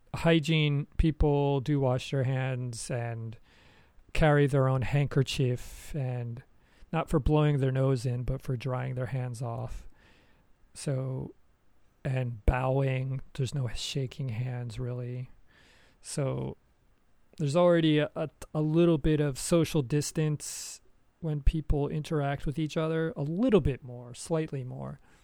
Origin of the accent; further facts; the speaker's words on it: United States; moved away as an adult; now in Japan; I have not lived in America for almost twenty years